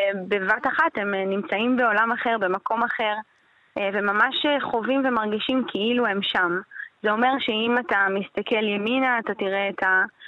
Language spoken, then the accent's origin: Hebrew; Hashmonaim, Israel; now in Modi'in Illit, Israel; אני גרתי בחשמונאים בתור נערה